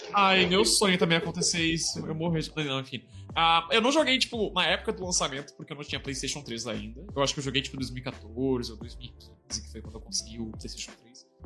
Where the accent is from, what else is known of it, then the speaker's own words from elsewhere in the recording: Porto Alegre, Rio Grande do Sul, Brazil; now in São Paulo, Brazil; Porto Alegre, que é a minha terra natal